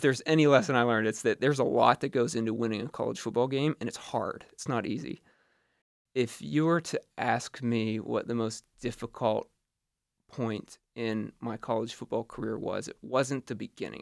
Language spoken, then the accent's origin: English; Butler, Pennsylvania, United States; moved away as an adult; now in New York City, United States; I'm from Butler, Pennsylvania